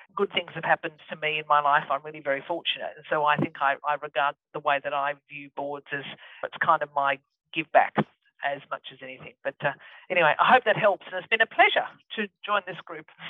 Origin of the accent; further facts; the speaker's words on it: Ebor, New South Wales, Australia; also born or lived in Hay, New South Wales; I come from Ebor, which is, I was born in Hay. I come from Ebor, which is halfway between Dorrigo and Armidale on the top of the lovely New England